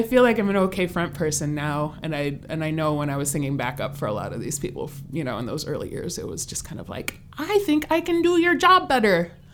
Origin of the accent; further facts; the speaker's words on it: Kenosha, Wisconsin, United States; moved away as an adult; now in Chicago, United States; I'm from Kenosha, Wisconsin, which is, I live in Chicago now